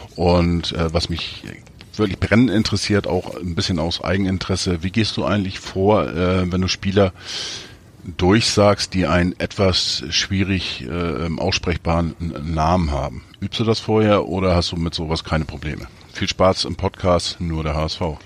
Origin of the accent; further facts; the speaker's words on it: Kiel, Schleswig-Holstein, Germany; moved away as an adult; now in Hamburg, Germany; Also ich komme ursprünglich aus Kiel, gebürtiger Kieler und bin dort groß geworden